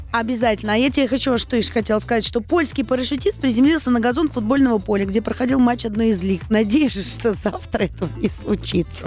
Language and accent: Russian; Saint Petersburg, Russia; я же из Санкт-Петербурга